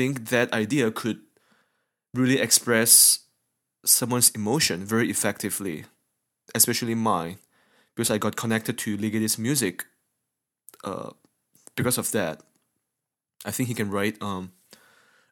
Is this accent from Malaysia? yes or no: yes; Malaysia; now in United States; I'm from Malaysia